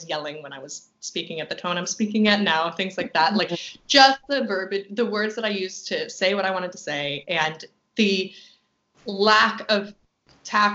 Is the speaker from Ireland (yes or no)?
no; Halifax, Nova Scotia, Canada; now in Vancouver, Canada; I'm from the East Coast